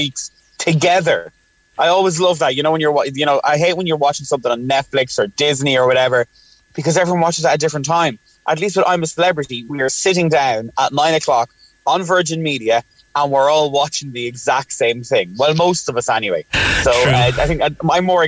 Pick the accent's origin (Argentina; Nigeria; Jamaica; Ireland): Ireland; as Irish people